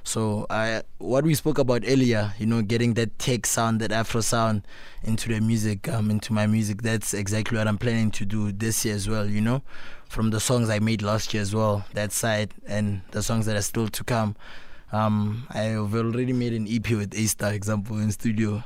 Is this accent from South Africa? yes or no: yes; Pretoria, Gauteng, South Africa; I grew up, um, in Pretoria North